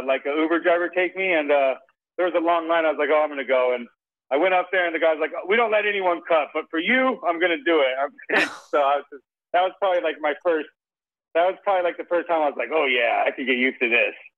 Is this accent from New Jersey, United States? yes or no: no; Las Vegas, Nevada, United States; growing up in Las Vegas